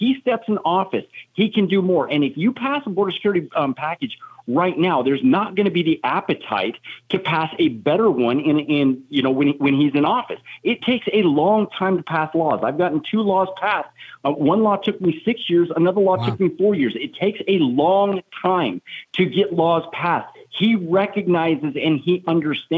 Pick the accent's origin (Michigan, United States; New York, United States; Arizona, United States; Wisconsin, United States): Arizona, United States; My home state of Arizona